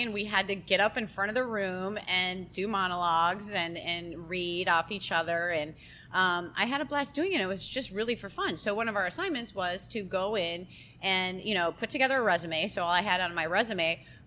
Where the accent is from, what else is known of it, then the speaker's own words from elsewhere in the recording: Minneapolis, Minnesota, United States; moved away as an adult; now in Florida, United States; I'm originally from Minneapolis, Minnesota, and I moved down to Florida. I was probably 18 years old